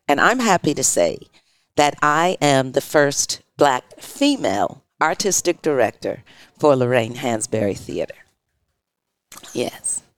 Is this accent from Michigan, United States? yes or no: yes; Detroit, Michigan, United States; moved away as an adult; now in San Francisco, United States; I grew up in Detroit, Michigan